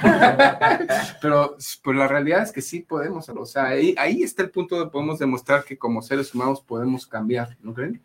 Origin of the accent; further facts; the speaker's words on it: Mexico; como mexicanos